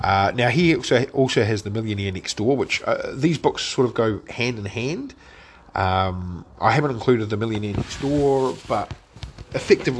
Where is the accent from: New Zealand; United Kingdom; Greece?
New Zealand; as a Kiwi